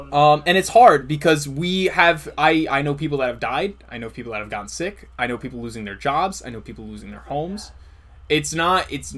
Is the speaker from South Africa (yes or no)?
yes; South Africa; I'm from South Africa.